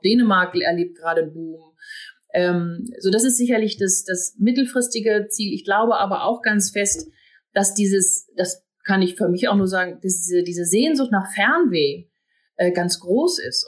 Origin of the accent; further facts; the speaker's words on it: Northern Germany, Germany; now in Hamburg, Germany; Und ich komme dann auch noch aus dem Norden gebürtig